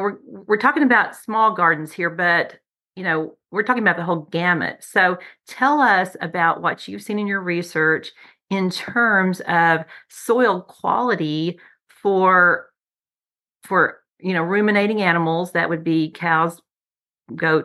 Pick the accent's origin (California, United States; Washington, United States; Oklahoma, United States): Oklahoma, United States; growing up in Oklahoma, my grandparents were farmers